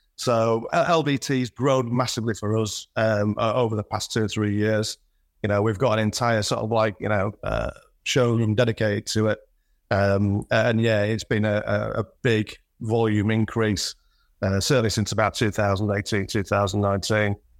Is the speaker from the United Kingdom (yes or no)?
yes; Selby, Yorkshire and the Humber, United Kingdom; also born or lived in York; is a lad from the north, born and bred in Yorkshire, did my formative years in in Selby